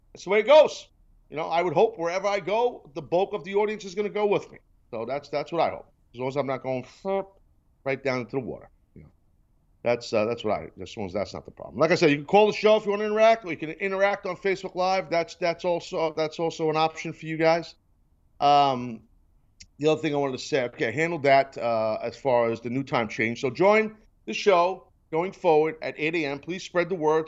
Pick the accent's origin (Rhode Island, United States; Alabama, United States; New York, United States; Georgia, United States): New York, United States; a New Yorker